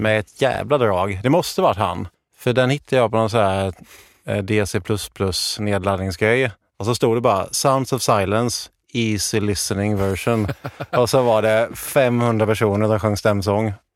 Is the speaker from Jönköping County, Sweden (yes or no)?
yes; Jönköping, Jönköping County, Sweden; moved away; när jag var hemma i Jönköping